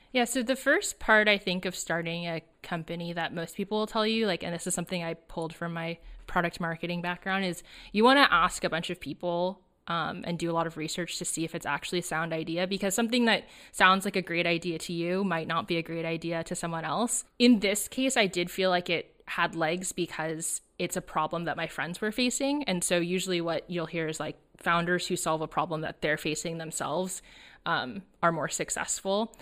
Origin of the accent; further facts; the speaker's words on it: suburb of Los Angeles, Southern California, United States; I grew up in Southern California, uh, in a suburb of Los Angeles